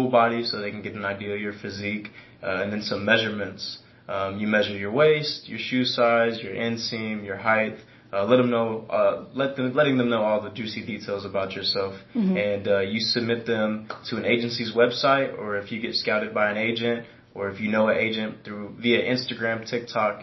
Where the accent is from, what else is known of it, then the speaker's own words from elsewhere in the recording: Edmond, Oklahoma, United States; also born or lived in Missouri; I'm from Edmond, Oklahoma, born and raised. I went back and forth in between Missouri as well